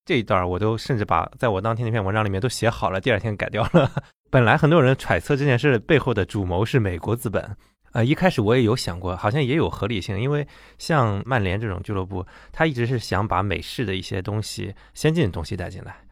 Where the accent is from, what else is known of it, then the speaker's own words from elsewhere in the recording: China; 我们中国人